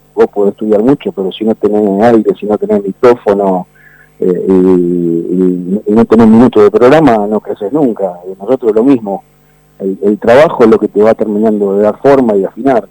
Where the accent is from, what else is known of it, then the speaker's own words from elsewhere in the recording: Banfield, Buenos Aires Province, Argentina; acá se respira Banfield en el barrio. El, vecino de enfrente, un contador, Eduardo Rato